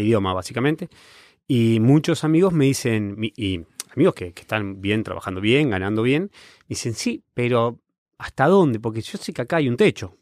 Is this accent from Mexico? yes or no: no; Patagonia, Argentina; moved away as an adult; also born or lived in Buenos Aires, Argentina / Italy; now in Berlin, Germany; yo soy de la Patagonia, soy del sur. Eh, cuando me fui a estudiar a Buenos Aires, la disfruté como la gran ciudad y, ahí viví 10 años